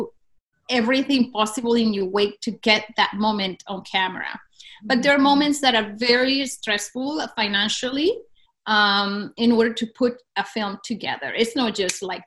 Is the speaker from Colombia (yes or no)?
yes; Cúcuta, Norte de Santander, Colombia; my hometown of Cúcuta